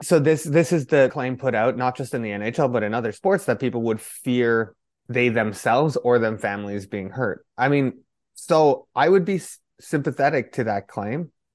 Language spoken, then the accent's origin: English; Canada; my family is originally from Poland. The way that I grew up, especially in, in Canada